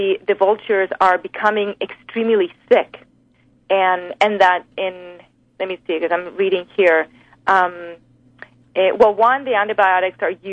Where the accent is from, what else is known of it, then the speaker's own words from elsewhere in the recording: Spain; now in United States; I'm from Spain